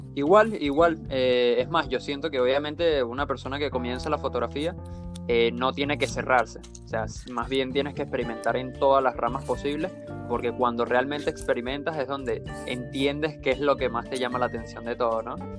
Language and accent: Spanish; Venezuela; now in Buenos Aires, Argentina; nosotros somos venezolanos. Eh, los dos estamos en, viviendo en Buenos Aires, en Argentina.